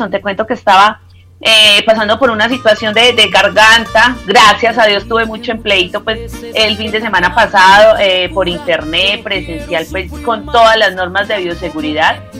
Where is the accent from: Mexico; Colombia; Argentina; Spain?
Colombia; vamos con nuestra selección Colombia porque orgullosamente somos colombianos, orgullosamente somos colombianos